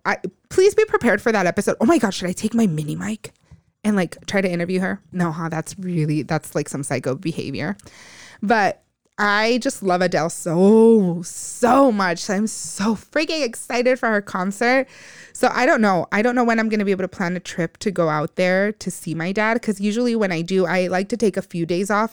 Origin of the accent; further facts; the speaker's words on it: United States; those of us that grew up in the U S